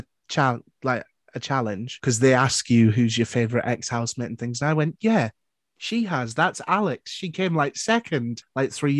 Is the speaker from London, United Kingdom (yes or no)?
no; Newcastle upon Tyne, North East England, United Kingdom; also born or lived in Sunderland; I grew up in Newcastle. I went to school in Sunderland.